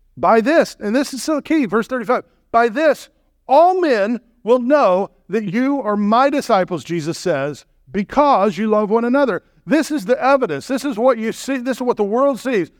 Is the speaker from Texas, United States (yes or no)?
yes; Texas, United States; I grew up in the South